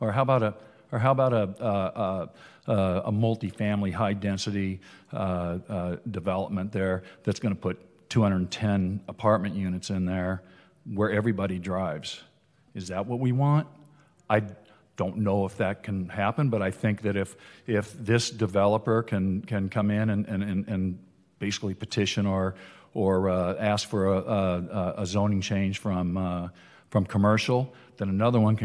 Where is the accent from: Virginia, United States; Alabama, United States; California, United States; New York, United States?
California, United States; Huntington Beach; I grew up in Huntington Harbor. I moved there in 1966. I've been a 58-year resident of Huntington Beach